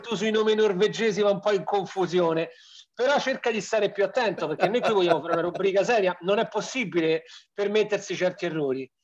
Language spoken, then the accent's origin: Italian; Rome, Lazio, Italy; siamo romani, conosciamo il nostro, il nostro modo di vivere